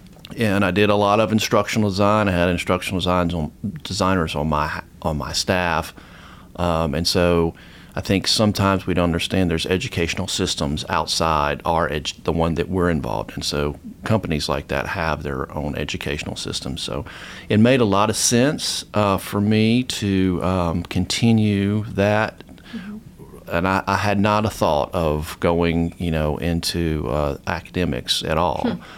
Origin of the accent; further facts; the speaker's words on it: Atlanta, Georgia, United States; now in Tennessee, United States; I grew up in the Atlanta area